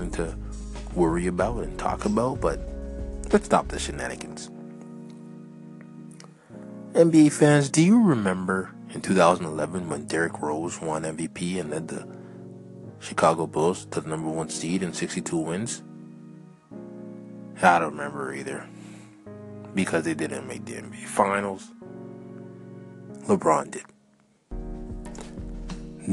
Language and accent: English; Canada; I'm Canadian